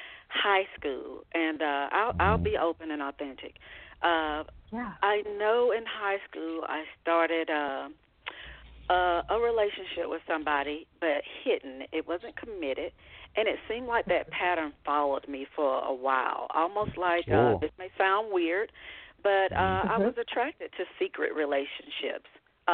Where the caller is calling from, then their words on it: Georgia, United States; I am calling from Georgia.